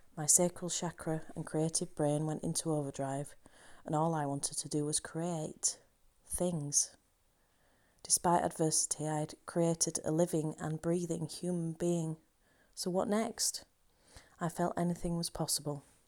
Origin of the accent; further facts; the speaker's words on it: Halifax, Yorkshire and the Humber, United Kingdom; my hometown of Halifax